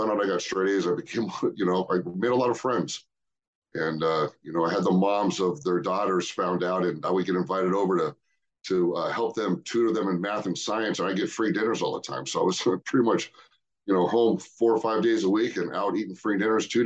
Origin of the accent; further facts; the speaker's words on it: Cerritos, California, United States; I grew up in Cerritos